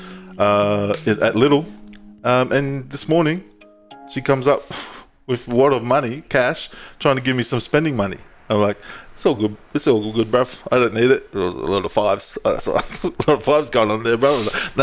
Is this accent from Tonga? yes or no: yes; Tonga; I'm Tongan.